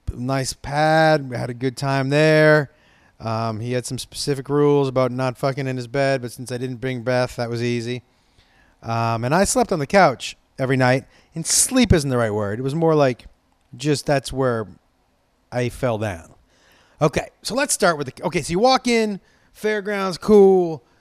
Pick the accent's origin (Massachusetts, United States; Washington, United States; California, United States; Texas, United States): California, United States; Los Angeles; I'm from Los, uh, Los Angeles